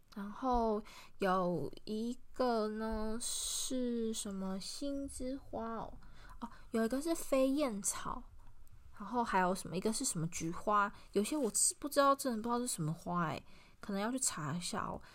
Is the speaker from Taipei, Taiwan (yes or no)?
no; within sight of Guishan Island, Yilan County, Taiwan; 我从小真的就是有，就是看着龟山岛长大的